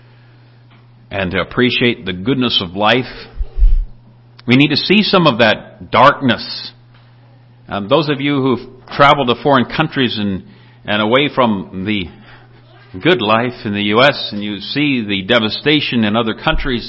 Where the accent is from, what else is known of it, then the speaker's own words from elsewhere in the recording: Minnesota, United States; I'm from Minnesota